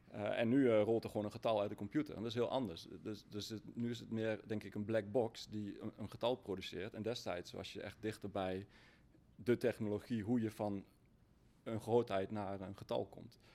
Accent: Achterhoek, Gelderland, Netherlands; ik kom uit de Achterhoek, simpele boer uit de Achterhoek

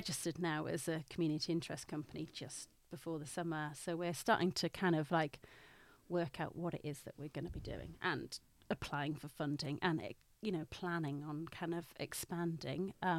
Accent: Newcastle, North East England, United Kingdom; now in London, United Kingdom; Like, I'm from Newcastle, you probably can't really tell.

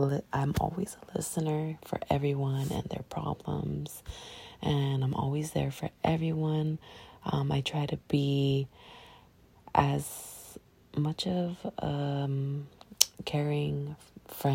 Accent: Long Beach, California, United States; I'm from Long Beach, California

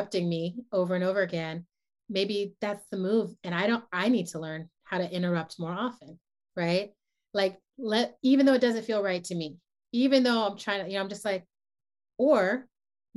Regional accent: New York, United States; moved away as an adult; also born or lived in San Francisco Bay Area; I come from New York

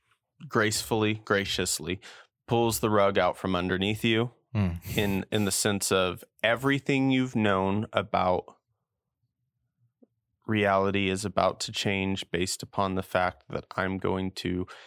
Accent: New Mexico, United States; also born or lived in Indiana; I'm from New Mexico.

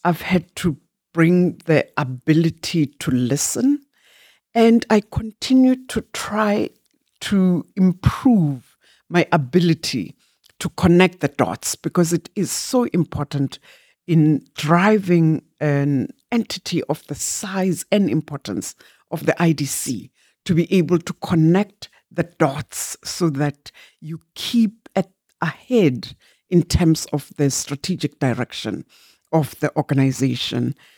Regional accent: Barberton, Mpumalanga, South Africa; also born or lived in Glencowie; I was born in Mjindini, which is near Barberton

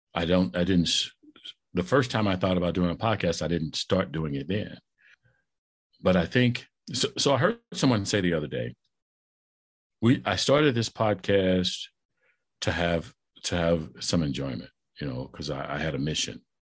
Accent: St. Louis, Missouri, United States; also born or lived in Kansas City; I'm, I'm from Saint Louis.

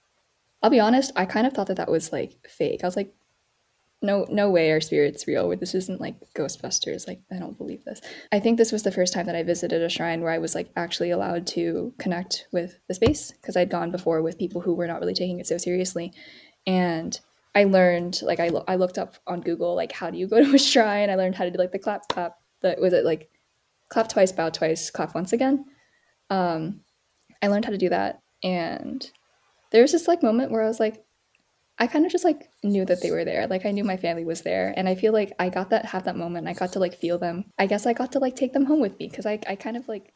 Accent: North Carolina, United States; moved away as an adult; also born or lived in Pennsylvania; now in Washington, DC, United States; I grew up in North Carolina, as you can probably imagine, not a huge JA community. And then I like went to college in Pennsylvania, and I live in DC

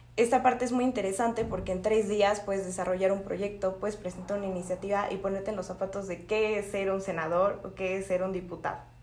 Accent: Mexico

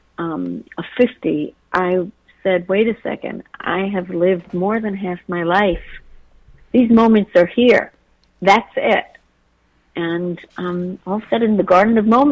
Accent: Israel; I grew up in Israel on a kibbutz.

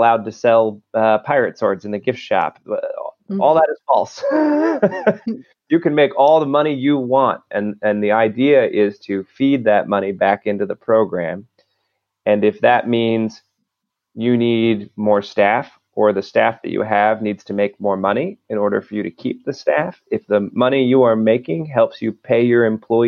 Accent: Maryland, United States; I'm from Maryland

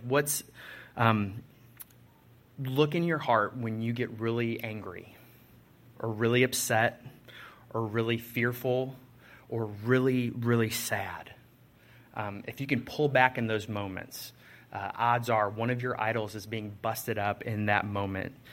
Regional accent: Chicago, Illinois, United States; I'm from Chicago

